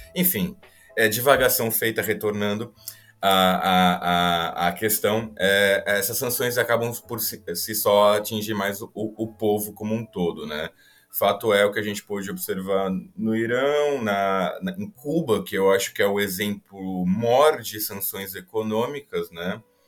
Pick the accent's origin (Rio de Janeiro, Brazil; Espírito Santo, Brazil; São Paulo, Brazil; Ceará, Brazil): São Paulo, Brazil; eu sou de São Paulo, convivi muito, que são os armênios